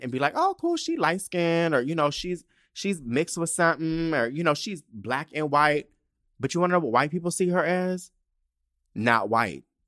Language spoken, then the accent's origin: English; United States; We're American.